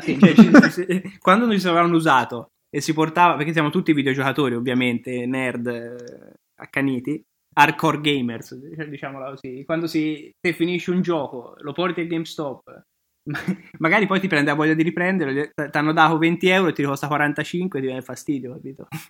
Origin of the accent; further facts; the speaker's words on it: Tuscany, Italy; now in Milan, Italy; io sono toscano